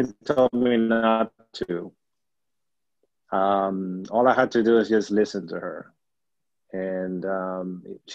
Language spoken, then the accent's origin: English; Peru; accent: Peruvian; now in United States; growing up in Peru, I was living by the beach